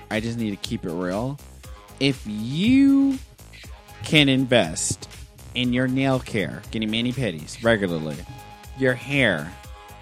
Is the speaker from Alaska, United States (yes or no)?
no; New York, United States; moved away; I'm from New York